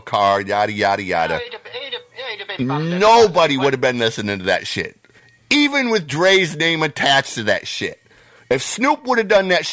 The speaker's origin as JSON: {"language": "English", "town": "Detroit", "region": "Michigan", "country": "United States", "said": "I'm from Detroit"}